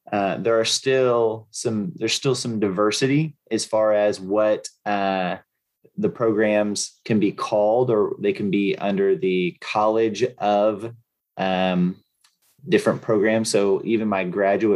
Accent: Marietta, Ohio, United States; also born or lived in Cottageville, West Virginia; I am originally from Marietta, Ohio, which is a very small town in southeastern Ohio. And I was born there and I lived there for a little while

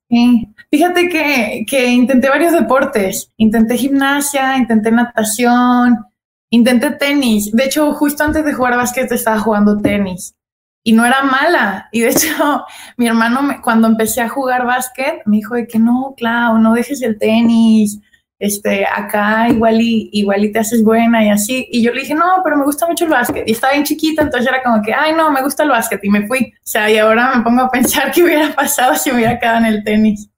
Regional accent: Guadalajara, Jalisco, Mexico; moved away as an adult; now in United States; soy súper tapatía, yo nací, crecí en Guadalajara

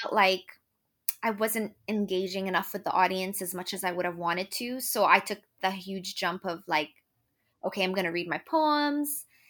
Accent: Lebanon; moved away as an adult; now in Ireland; I'm from Lebanon, but I moved to Ireland to actually go to med school

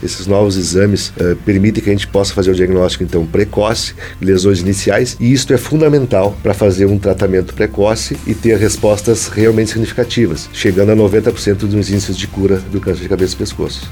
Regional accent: Santa Cruz do Sul, Rio Grande do Sul, Brazil; Como eu sou natural de Santa Cruz, eu acabei vindo então a a exercer essa função aqui no, nos hospitais em 1994

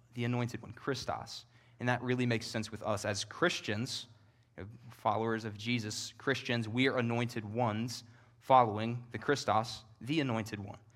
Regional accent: Northern Kentucky, United States; moved away as an adult; also born or lived in Knoxville, Tennessee; I'm from Northern Kentucky. It's where I was born and raised

